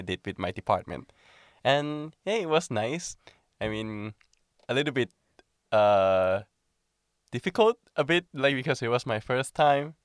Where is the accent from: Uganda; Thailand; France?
Thailand; moved away as an adult; now in Finland; I'm from Thailand